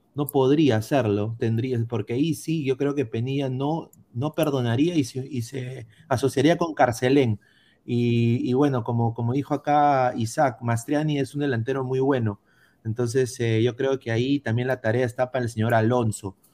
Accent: Peru; como peruanos

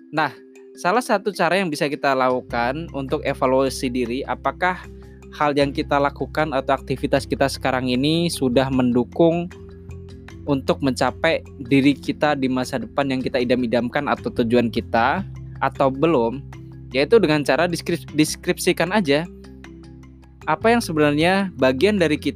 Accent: Jepara, Central Java, Indonesia; born there; now in Jakarta, Indonesia; bercerita mengenai pembelajaran pengembangan diri yang berasal dari tempat kelahiran saya, yakni Jepara. Awal saya merantau ke Jakarta beberapa tahun lalu, kalau nggak salah di 2012 atau 2013

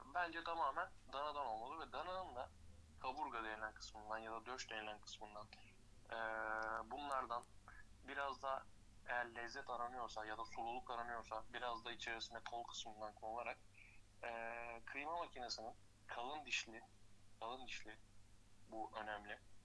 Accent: Tekirdağ, Turkey; Tekirdağlıyım doğma büyüme.

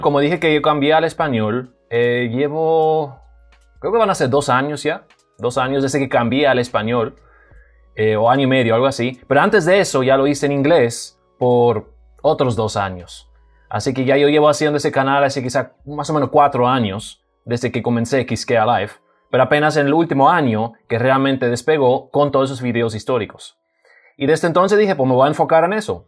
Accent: Cibao, Dominican Republic; Spanish is a second language; now in Jarabacoa, Dominican Republic; me crié en el Cibao, pero soy de una familia alemana. Así que yo vine al país cuando tenía como 13 años de edad y aprendí el español

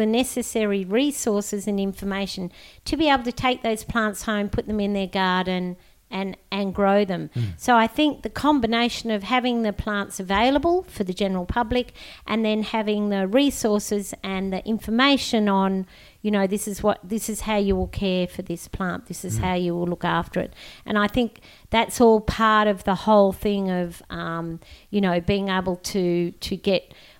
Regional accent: New South Wales, Australia; I came over from New South Wales, and when I came to Western Australia, the flora knocked my socks off.

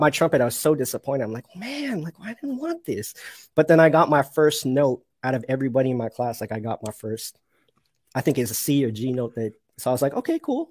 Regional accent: Toronto, Ontario, Canada; also born or lived in Mississauga; I'm from Toronto, but I'm in a city called Mississauga

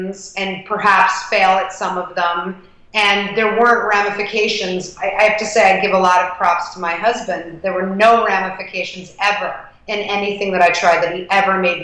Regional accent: New York City, New York, United States; I grew up in the West Village

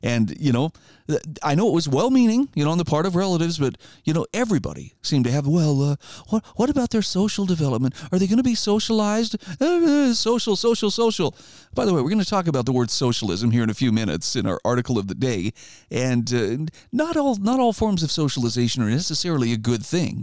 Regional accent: Idaho, United States; my home state of Idaho

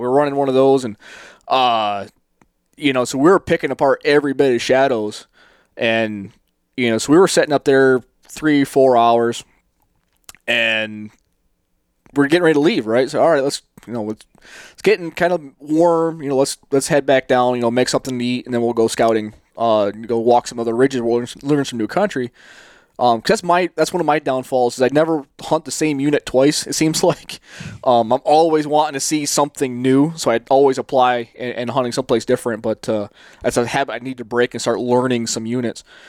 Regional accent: the East, United States; now in Phoenix, United States; I grew up in the East chasing whitetails

